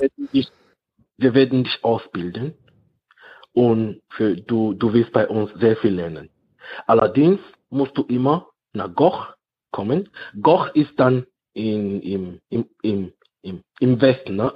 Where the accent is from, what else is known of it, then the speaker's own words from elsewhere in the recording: Cameroon; now in Germany; in Kamerun, in meinem Dorf, da wo, da wo ich herkomme